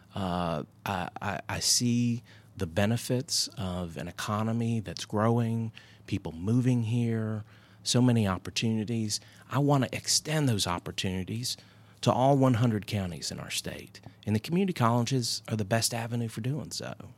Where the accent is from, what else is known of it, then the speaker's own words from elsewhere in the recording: Hendersonville, North Carolina, United States; growing up in rural North Carolina